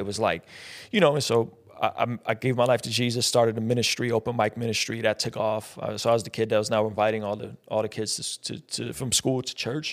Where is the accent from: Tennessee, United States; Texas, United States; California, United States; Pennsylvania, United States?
California, United States; San Diego; also born or lived in Azerbaijan; I was born in Azerbaijan, which is right off the Caspian Sea, used to be a part of the former Soviet Union.